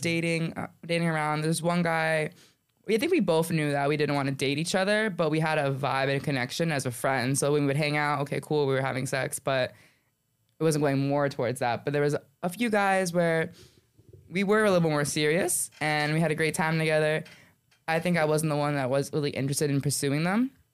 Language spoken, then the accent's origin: English; Coral Springs, Florida, United States; I'm born and raised in Coral Springs